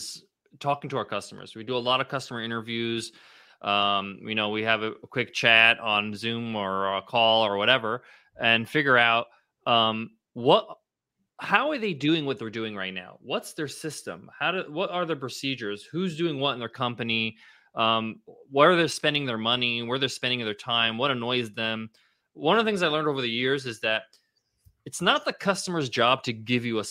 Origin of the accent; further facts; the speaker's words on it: Ronkonkoma, New York, United States; That's my hometown. I grew up in Ronkonkoma